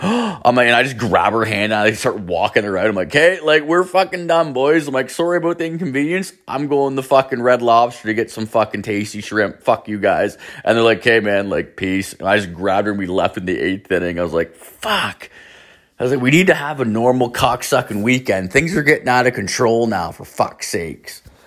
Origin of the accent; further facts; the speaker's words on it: Canada; we're from Canada